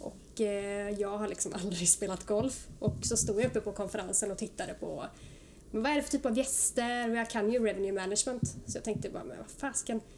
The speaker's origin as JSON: {"language": "Swedish", "town": "Oskarshamn", "region": "Kalmar County", "country": "Sweden", "moved": "yes", "lives_now": "Stockholm, Sweden", "said": "jag är från Oskarshamn, Småland och har bott här uppe i Stockholm nu i snart 9-10 år"}